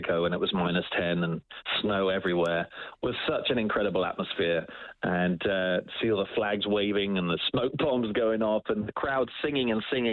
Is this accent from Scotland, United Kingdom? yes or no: no; Oakham, East Midlands, United Kingdom; now in Edmonton, Canada; I grew up in England in a very small town called Oakham